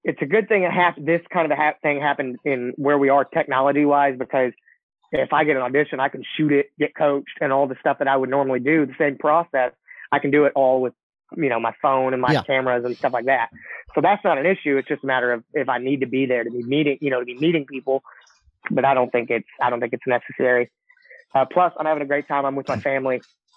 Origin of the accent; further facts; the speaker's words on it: Goldthwaite, Texas, United States; also born or lived in Gatesville, Texas; I graduated from Goldthwaite.